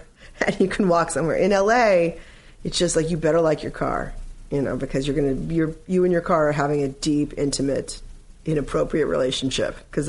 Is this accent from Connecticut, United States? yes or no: no; California, United States; I grew up in Southern California, which was just a cruel, horrifying twist of fate